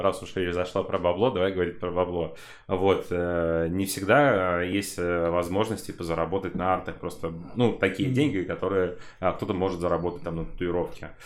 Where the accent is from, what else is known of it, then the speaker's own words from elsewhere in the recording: Buy, Kostroma Oblast, Russia; Я, короче, из Костромской области, э, с города Буя, сам родом